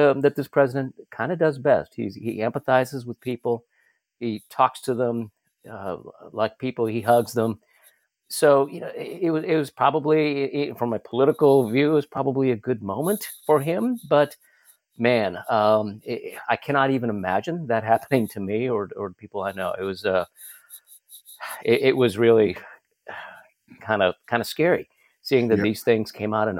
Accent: Florida, United States; moved away; I'm from Florida. I've spent most of my career down there, so I'm used to seeing hurricanes

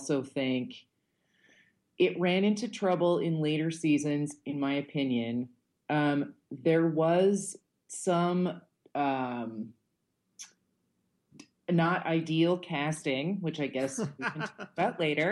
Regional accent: United States; now in New York City, United States; a New Yorker and someone who grew up like close to here

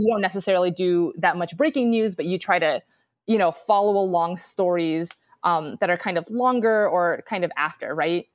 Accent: New York City, New York, United States; moved away as an adult; also born or lived in Wisconsin; now in Austin, United States; I'm originally from New York City

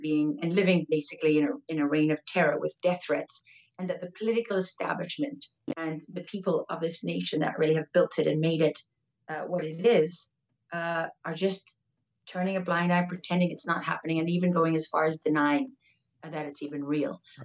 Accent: Durban, KwaZulu-Natal, South Africa; now in Texas, United States; I was born in Durban in South Africa at Mother's Hospital

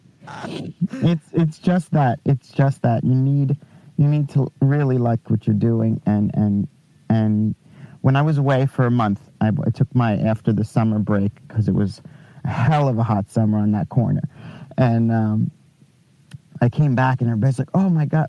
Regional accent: Long Island, New York, United States; Long Island, actually.

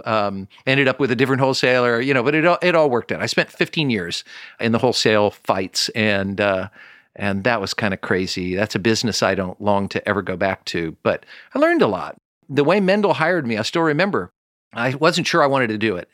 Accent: Kansas City, Missouri, United States; I'm from Kansas City.

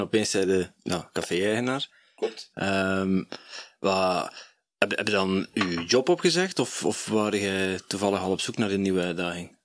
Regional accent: Netherlands; Ik ben een Nederlander

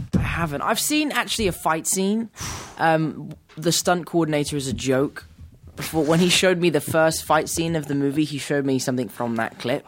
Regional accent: England, United Kingdom

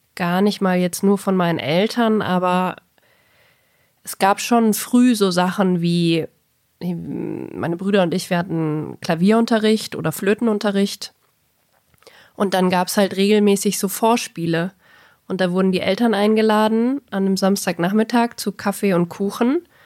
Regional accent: Bavaria, Germany; bayerisches Gymnasium

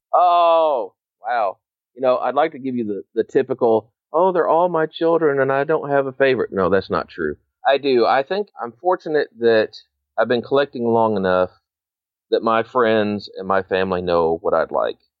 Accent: Northern Illinois, United States; growing up in Northern Illinois

